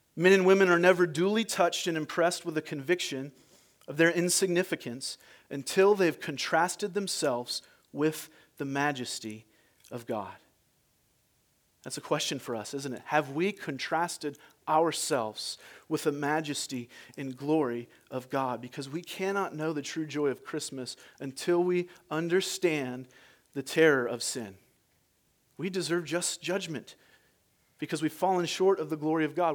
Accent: United States; I'm American

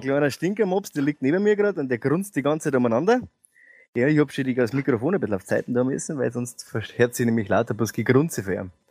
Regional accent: Bavaria, Germany; bei uns in Bayern

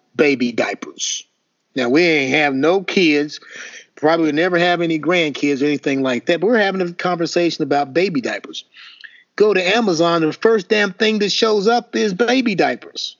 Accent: Indiana, United States; I'm from Indiana

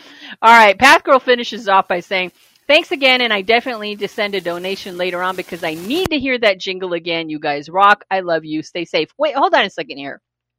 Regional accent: the Valley, California, United States; I grew up in the Valley in the 80s. I was in high school.

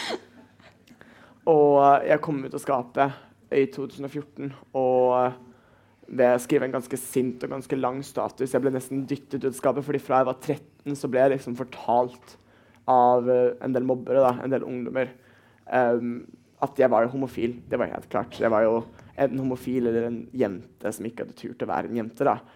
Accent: Bergen, Vestland, Norway; Jeg er 17, og jeg kommer fra Bergen

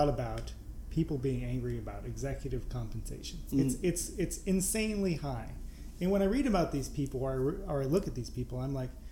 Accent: Vermont, United States; now in Chicago, United States; I was born in Vermont and I live in Chicago

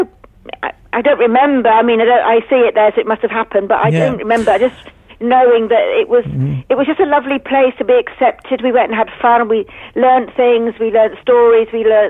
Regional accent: Christchurch, South West England, United Kingdom; I'm local, so I was born here in Christchurch, christened in St. George's

